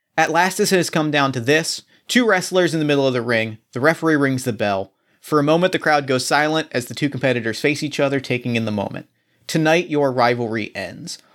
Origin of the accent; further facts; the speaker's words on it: New Jersey, United States; I grew up in South Jersey, not far from Atlantic City